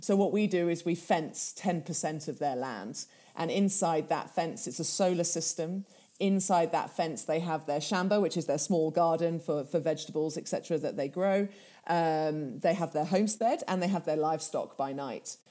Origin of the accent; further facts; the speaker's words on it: Kenya; first language Swahili; English is a second language; moved away; Swahili, which is my native tongue, back in Kenya